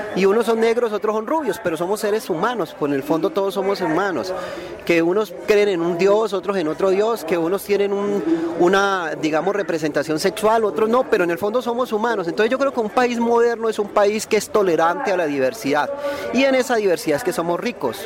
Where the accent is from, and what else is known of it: Colombia